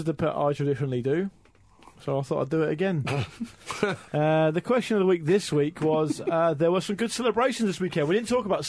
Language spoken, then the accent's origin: English; Gosport, South East England, United Kingdom; my hometown, Gosport